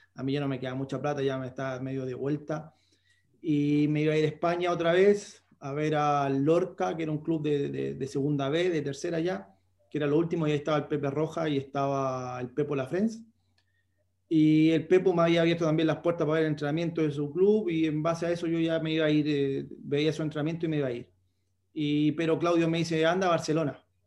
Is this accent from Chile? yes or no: yes; Concón, Valparaíso, Chile; Yo soy de Concón